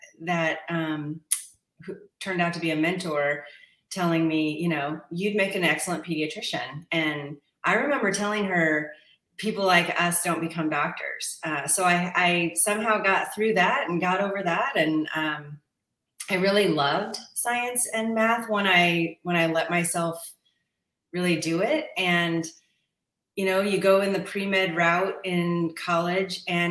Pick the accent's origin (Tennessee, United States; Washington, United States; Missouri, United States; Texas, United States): Washington, United States; Stanwood; now in Tacoma, United States; I was raised in Stanwood, Washington, so up near the Tulips